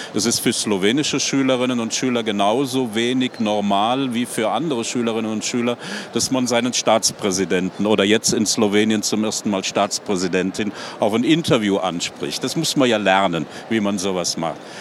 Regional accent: Cologne, North Rhine-Westphalia, Germany; moved away as an adult; now in Slovenia; ich komme ursprünglich vom Rhein. Ich bin in Köln geboren. Ich bin am Rhein aufgewachsen

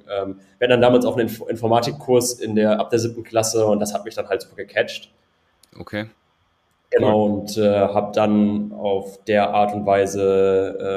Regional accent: North Rhine-Westphalia, Germany; war vorher erst im, äh, im Bergbau, ich komme aus dem Ruhrgebiet, hat dann mhm. unter Tage gearbeitet

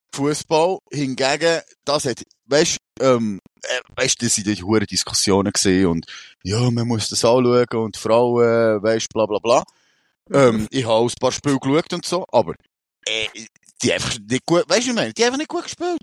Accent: Switzerland; bei uns in der Schweiz

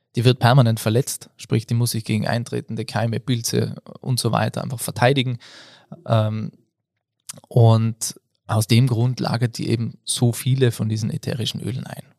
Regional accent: Innsbruck, Tyrol area, Austria; now in Patsch, Austria; Ich äh, bin da aus der Tiroler Gegend, Innsbruck, Patsch wohne ich jetzt

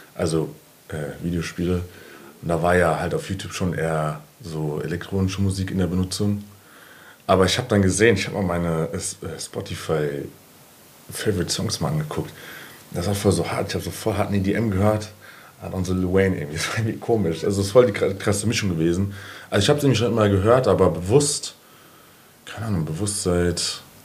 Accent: Frankfurt, Hesse, Germany; ich bin seit eh und die Bockenheimer

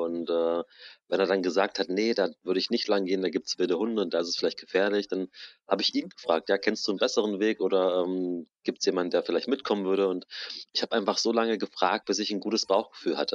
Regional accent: Germany; wir in Deutschland

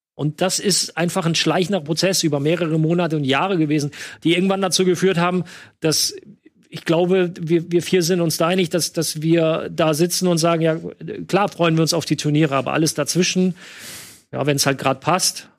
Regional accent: near Düren, North Rhine-Westphalia, Germany; Düren ist ganz in der Nähe von da, wo ich aufgewachsen bin

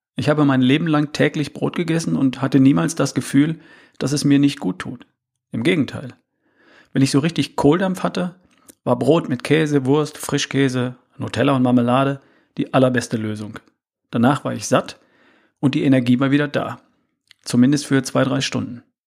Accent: North Rhine-Westphalia, Germany; Ich bin in Ostwestfalen aufgewachsen.

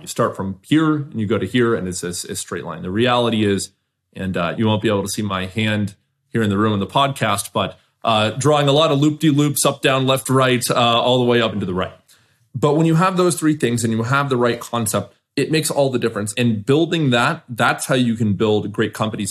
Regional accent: Southern California, United States; I grew up in Southern California

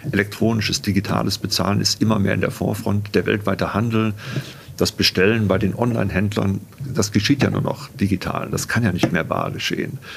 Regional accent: North Rhine-Westphalia, Germany; Naja, ich bin aufgewachsen am Niederrhein, nicht in München, am Niederrhein, nähe der holländischen Grenze.

